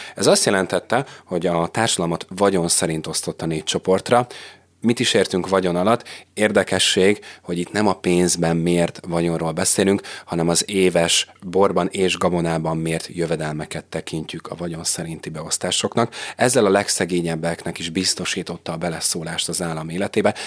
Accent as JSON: {"language": "Hungarian", "country": "Hungary", "said": "mi is innen tudjuk, hogy magyarok vagyunk, hiszen egy nyelvet beszélünk"}